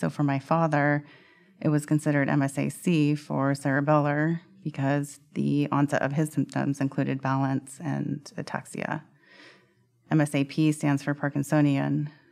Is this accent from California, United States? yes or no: yes; Sacramento, California, United States; I grew up in Sacramento, California